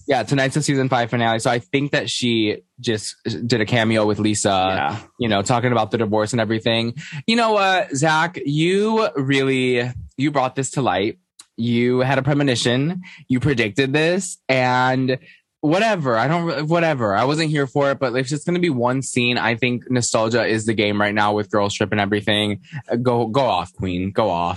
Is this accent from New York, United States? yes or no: yes; New York, United States; I'm a New Yorker.